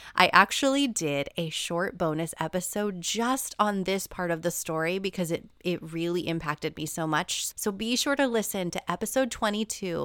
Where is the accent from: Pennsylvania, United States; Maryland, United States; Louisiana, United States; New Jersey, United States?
New Jersey, United States; moved away; my hometown in New Jersey when I went to visit my parents